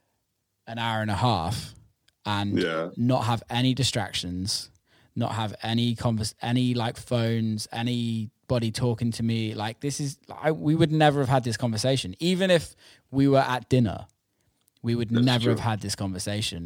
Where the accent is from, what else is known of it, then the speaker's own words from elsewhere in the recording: Bristol, South West England, United Kingdom; also born or lived in Amsterdam, Netherlands; I'm from Bristol in the UK